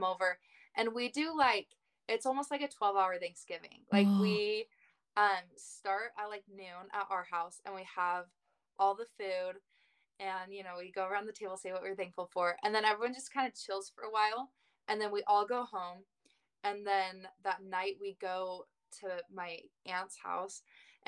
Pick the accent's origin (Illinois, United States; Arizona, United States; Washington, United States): Arizona, United States; Mesa; moved away as an adult; also born or lived in Independence, Missouri; I'm from Mesa, Arizona, born and raised. I lived there the first 19 years of my life.